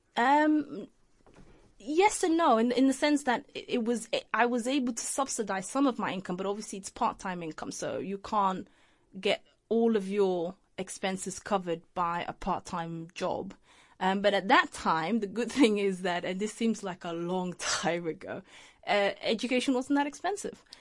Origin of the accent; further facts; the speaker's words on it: Leicester, East Midlands, United Kingdom; also born or lived in Mogadishu, Somalia / Holland; Leicester's my hometown. That's where I grew up.